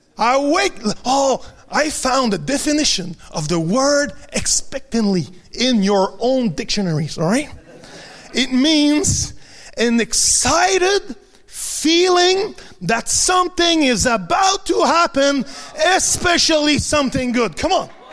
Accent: Quebec, Canada; first language French; English is a second language; in Quebec we don't necessarily need English.

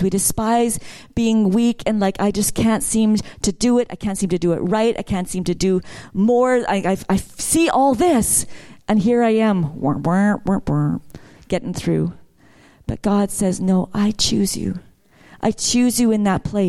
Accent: Vancouver, British Columbia, Canada; I grew up in Vancouver

